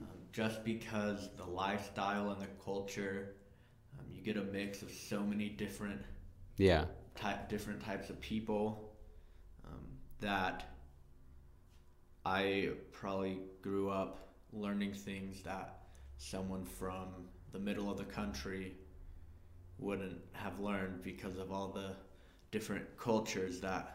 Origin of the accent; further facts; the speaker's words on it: Texas, United States; also born or lived in Indiana; So I was born outside of Texas, but I've lived most of my life in Texas.